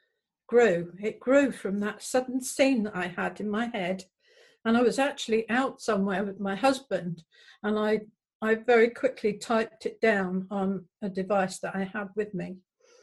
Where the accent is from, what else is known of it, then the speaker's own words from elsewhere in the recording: Cromer, East of England, United Kingdom; moved away as an adult; also born or lived in Hereford; I was born and raised in Cromer in Norfolk, and I also lived in Hereford for a long time